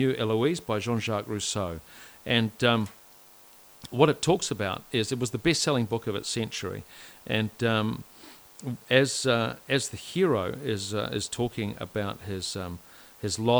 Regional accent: Whanganui, Manawatū-Whanganui, New Zealand; growing up in Whanganui in the 80s, I can promise you it was great

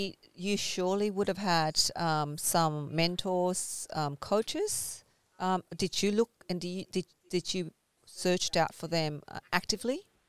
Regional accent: Ho Chi Minh City, Vietnam; born there; we are Vietnamese. You know, for me, I was born in Vietnam, Saigon

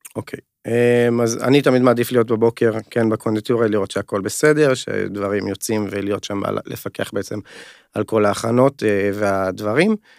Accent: Upper Galilee, Northern District, Israel; moved away as an adult; במקור אני מהגליל העליון

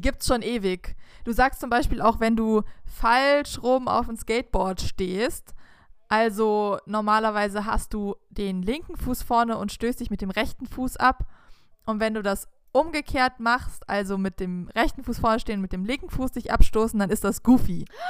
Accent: Southern Germany, Germany; wir in unserer süddeutschen Pampa haben halt einfach andere Wörter benutzt

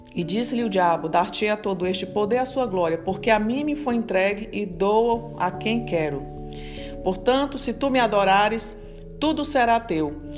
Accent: Fortaleza, Ceará, Brazil; moved away; lá na minha terra, em Fortaleza

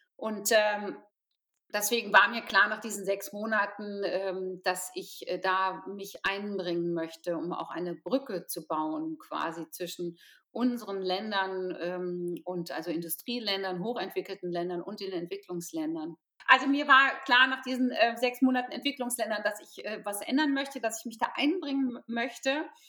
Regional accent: Potsdam, Brandenburg, Germany; ich komme aus Potsdam

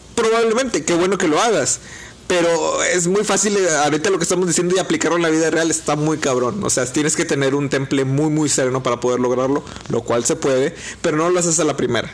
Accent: Mexico

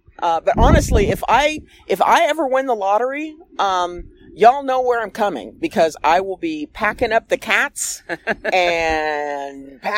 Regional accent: Seattle, Washington, United States; I am from Seattle, after all.

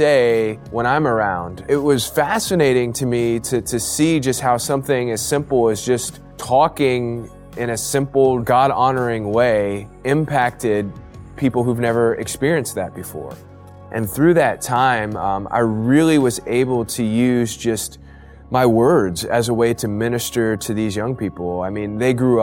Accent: Ohio, United States; moved away as an adult; also born or lived in Chicago; I grew up in Ohio

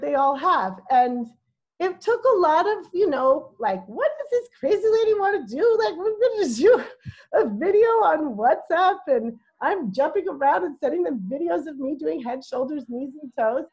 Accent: New York City, New York, United States; now in Oakland, United States; I'm from New York City

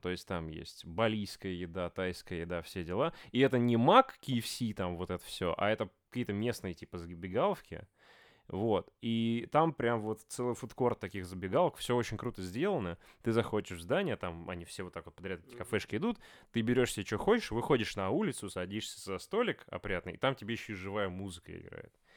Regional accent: Voronezh, Voronezh Oblast, Russia; мы, ну, типа, мы из Воронежа

